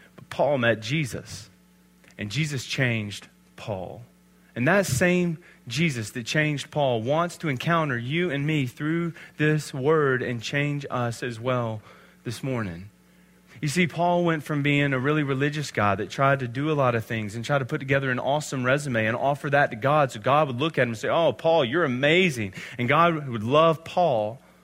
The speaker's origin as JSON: {"language": "English", "region": "Alabama", "country": "United States", "said": "I'm from Alabama"}